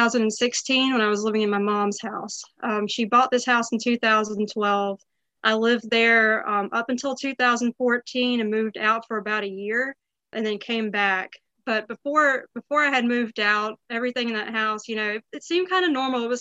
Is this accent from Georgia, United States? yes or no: no; Woodruff, South Carolina, United States; also born or lived in Greenville, South Carolina; I grew up in Woodruff.